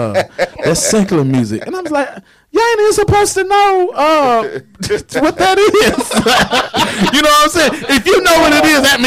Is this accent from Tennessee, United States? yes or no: yes; Nashville, Tennessee, United States; now in Pensacola, United States; I'm from Nashville, Tennessee